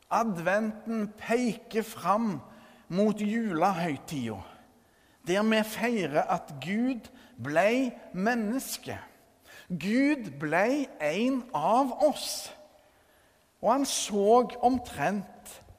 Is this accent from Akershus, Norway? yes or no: no; Førre, Rogaland, Norway; hjembygda mi Førre